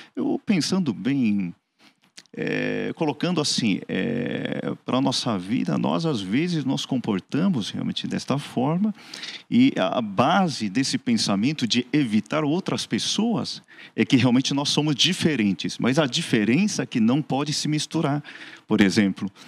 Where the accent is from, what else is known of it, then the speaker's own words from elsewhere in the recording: Seoul, South Korea; now in Santo André, Brazil; eu sou coreano, nascido na Coreia mesmo, no Hospital Adventista, lá em Seul